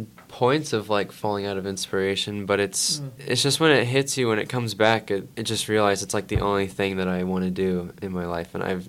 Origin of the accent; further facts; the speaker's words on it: Turlock, California, United States; also born or lived in Modesto; Pretty much Turlock. I think I was born in Modesto, but I've been raised in Turlock ever since then.